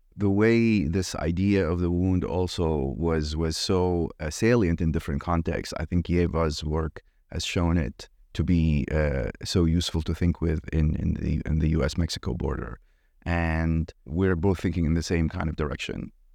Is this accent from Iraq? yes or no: yes; Iraq; moved away; I grew up in Iraq